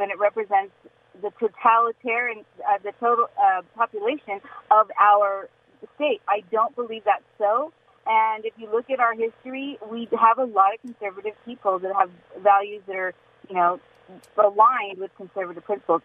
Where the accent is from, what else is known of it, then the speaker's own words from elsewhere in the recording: Newport Beach, California, United States; now in Pasadena, United States; I was born in Newport Beach. I went to Laguna Beach High School